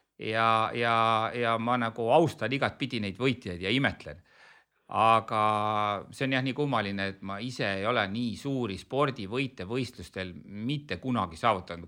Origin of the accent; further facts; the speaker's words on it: Elva, Tartu County, Estonia; mina olen nagu pärit äh, Eesti vist ühest kõige sportlikumast linnast Elvast